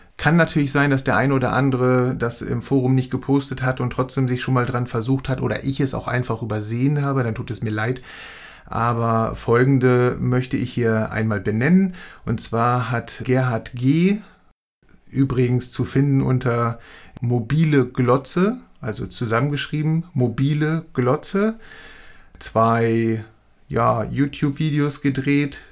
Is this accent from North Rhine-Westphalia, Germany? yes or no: no; Hamburg, Germany; ich als Hamburger